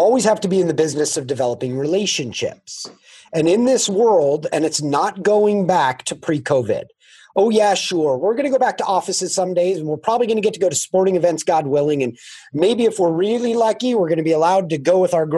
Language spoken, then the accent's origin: English; California, United States; I grew up in California